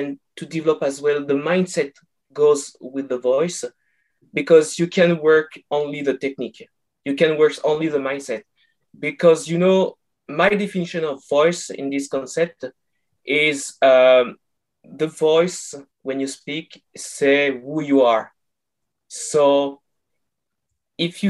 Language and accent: English; France; accent: French; English is a second language; moved away as an adult; now in Canada; I'm from France, and I moved 2 years ago to Canada